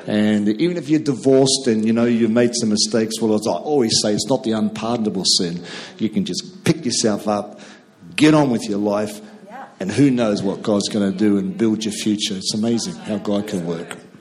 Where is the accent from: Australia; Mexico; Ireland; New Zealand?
New Zealand; we came from two different cultures a New Zealander marrying a Scot